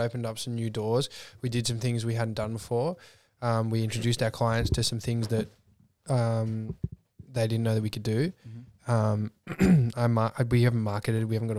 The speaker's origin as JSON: {"language": "English", "town": "Clyde", "region": "Victoria", "country": "Australia", "tie": "born or raised there", "said": "because I grew up in Clyde, just past Cranbourne. Dad's in horticulture. It's all market gardens."}